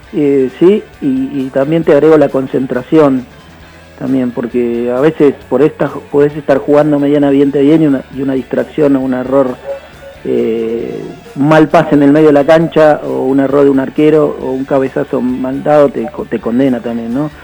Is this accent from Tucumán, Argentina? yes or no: no; Banfield, Buenos Aires Province, Argentina; moved away as an adult; now in Bariloche, Argentina; al mudarme acá a esta ciudad, si bien yo no soy barilochense, soy de Banfield desde que nací